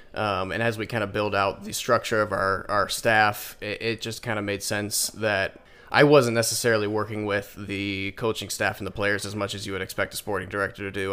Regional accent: Indiana, United States; now in Michigan, United States; I'm actually from Indiana.

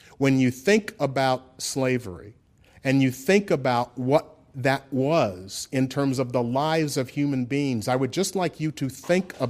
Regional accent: Memphis, Tennessee, United States; I grew up in Memphis, and that was like my childhood

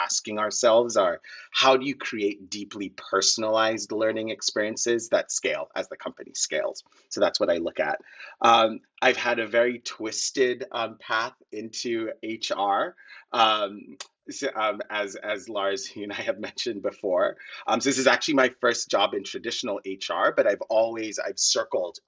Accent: Kenya; moved away as an adult; now in United States; I grew up in Kenya. I grew up very poor in Kenya.

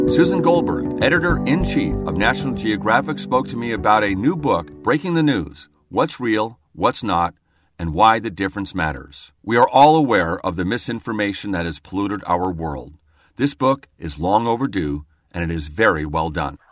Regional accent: Seattle, Washington, United States; I'm from Seattle, and that's where I'm calling from.

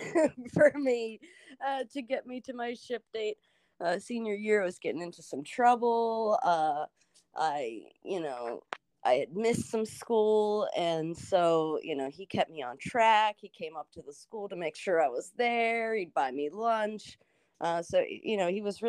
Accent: Washington, Pennsylvania, United States; moved away as an adult; I got out of that small town in Washington, Pennsylvania

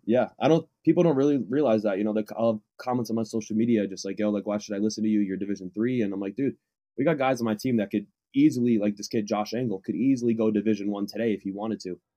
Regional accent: Waterbury, Connecticut, United States; moved away as an adult; now in Southern California, United States; I'm from Waterbury, Connecticut, but I go to school here in Southern California.

